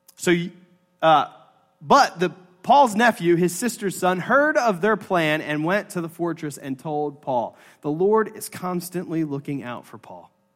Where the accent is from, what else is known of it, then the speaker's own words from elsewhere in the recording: United States; us as American Presbyterians, we are a Presbyterian church